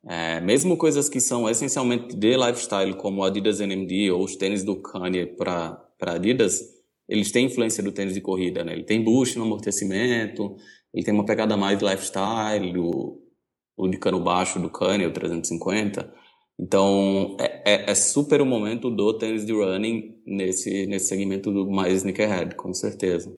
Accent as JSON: {"language": "Portuguese", "town": "Recife", "region": "Pernambuco", "country": "Brazil", "moved": "as an adult", "lives_now": "São Paulo, Brazil", "said": "Eu sou de Recife"}